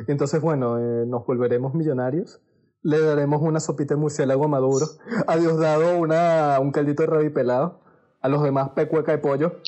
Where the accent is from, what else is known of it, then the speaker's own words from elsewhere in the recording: Venezuela; moved away; also born or lived in Panama; nosotros los venezolanos